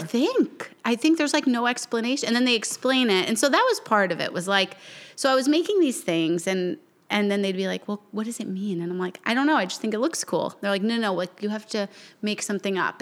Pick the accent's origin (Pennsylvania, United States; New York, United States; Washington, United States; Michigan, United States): New York, United States; moved away as an adult; also born or lived in Miami; now in South Carolina, United States; I grew up in New York